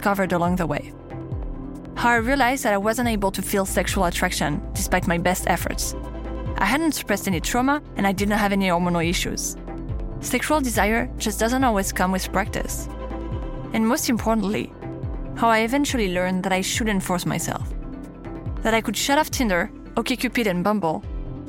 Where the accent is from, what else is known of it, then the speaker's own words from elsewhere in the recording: Paris, Île-de-France, France; accent: French; English is a second language; As you might have guessed from my accent, I'm French. I was born and raised in Paris, the city of love.